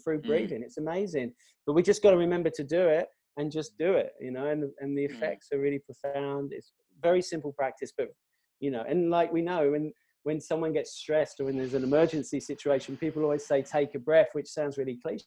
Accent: England, United Kingdom; now in Australia; I'm an Englishman.

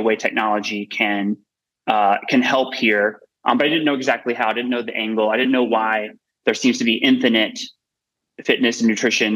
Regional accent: Georgia, United States; I'm from Georgia, from a place that has a lot of obesity, from a family that had dealt with a lot of obesity related issues

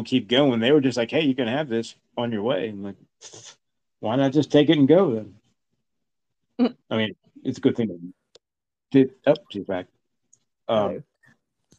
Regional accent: Cornwall, New York, United States; I'm from Cornwall, upstate New York.

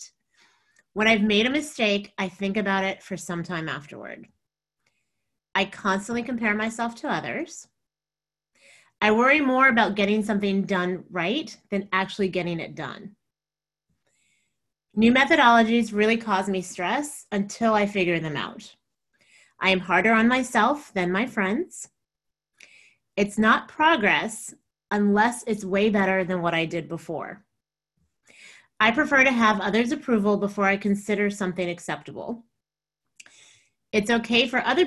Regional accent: New York City, New York, United States; now in Texas, United States; I said I was raised in Texas, but I grew up in New York City and I think of that as home

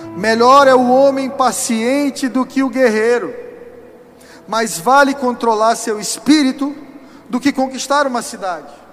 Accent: São Luís, Maranhão, Brazil; moved away; lá na terra que eu nasci, São Luís do Maranhão

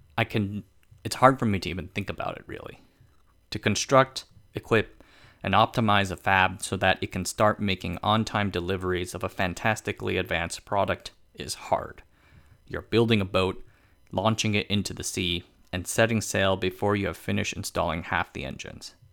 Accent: Tainan, Taiwan; my hometown of Tainan.

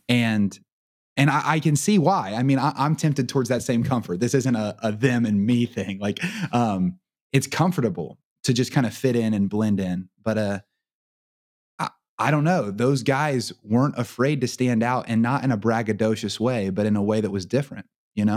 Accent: Portsmouth, Ohio, United States; I grew up in Portsmouth, which is two hours up the river from Cincinnati

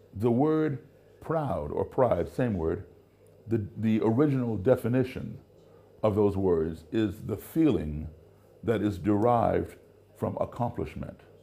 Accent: United States; also born or lived in Africa; where I grew up is the United States. That's my country

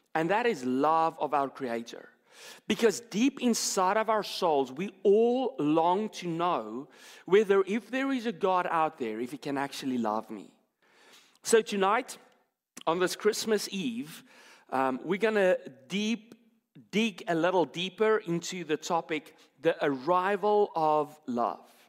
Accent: South Africa; moved away; I'm from South Africa

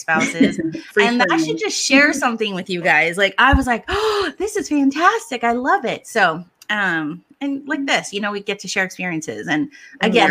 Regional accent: Hawaii, United States; moved away; I'm from Hawaii

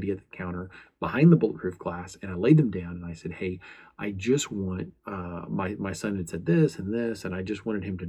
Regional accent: United States

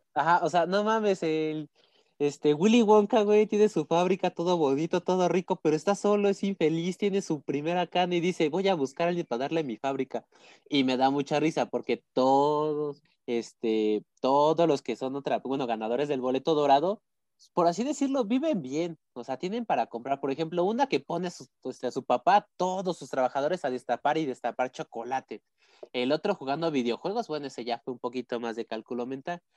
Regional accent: Mexico City, Mexico; Yo, ya sí soy de Azcapotzalco toda la vida de aquí.

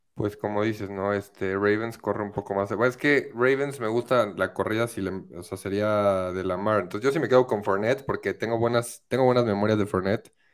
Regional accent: Querétaro, Mexico; moved away as an adult; now in Mexico City, Mexico; yo soy de Querétaro. Yo soy de Querétaro

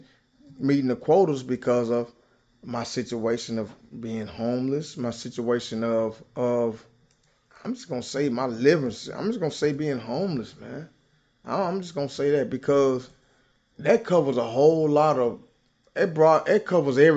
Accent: Nashville, Tennessee, United States; Nashville, Tennessee. Been there 46 years all my life.

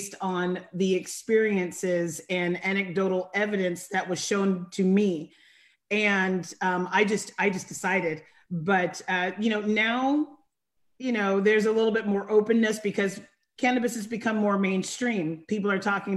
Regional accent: Sacramento area, Northern California, United States; I am from Northern California

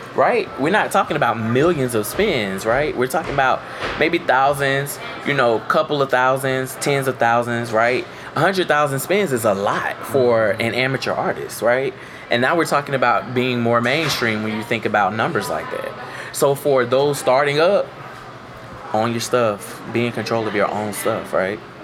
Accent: Florida, United States; I'm from Florida

